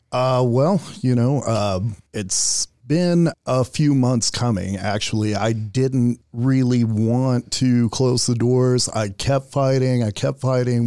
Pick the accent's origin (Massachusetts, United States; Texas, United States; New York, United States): Texas, United States; Houston; I'm from Houston